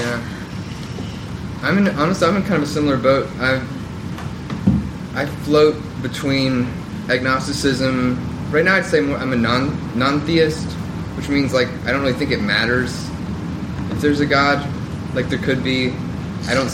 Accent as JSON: {"language": "English", "region": "Southern Bible Belt", "country": "United States", "tie": "born or raised there", "said": "growing up in the Southern Bible Belt"}